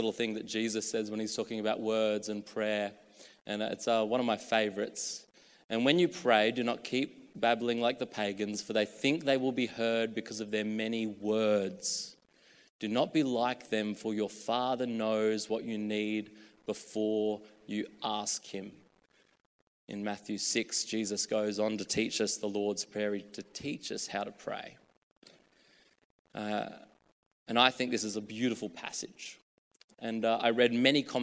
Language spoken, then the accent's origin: English; Australia; moved away; also born or lived in the coast (NSW); I was a kid from a small country town of 5,000 people